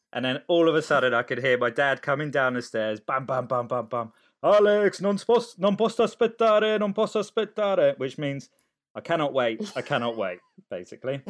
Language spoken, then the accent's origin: English; Cholsey, South East England, United Kingdom; also born or lived in Sicily, Italy; moved to Oxfordshire